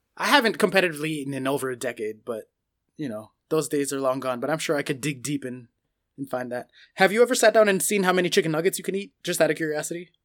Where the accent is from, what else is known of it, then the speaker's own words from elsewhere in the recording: United States; I'm American